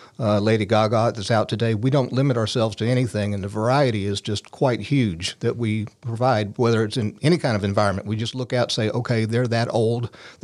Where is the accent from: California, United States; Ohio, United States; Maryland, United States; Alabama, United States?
Alabama, United States; Mobile; also born or lived in Colorado / Washington, D.C.; now in Citrus County, Florida, United States; I'm originally from Mobile, Alabama.